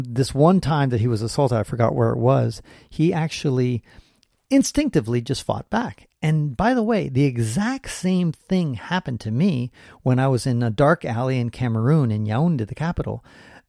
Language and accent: English; San Francisco, California, United States; I was born and raised in San Francisco